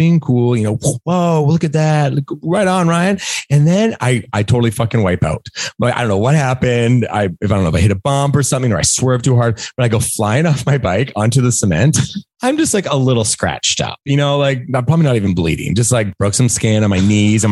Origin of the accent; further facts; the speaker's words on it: Langley, British Columbia, Canada; I was around, I want to say 9 or 10 years old, growing up in Langley, BC